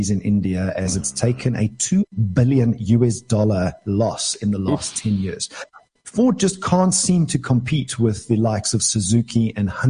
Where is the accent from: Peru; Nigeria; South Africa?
South Africa; I'm from South Africa.